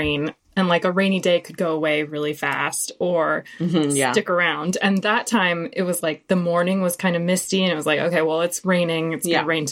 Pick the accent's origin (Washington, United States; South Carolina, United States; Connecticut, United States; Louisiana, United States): Washington, United States; Seattle; I'm from Seattle.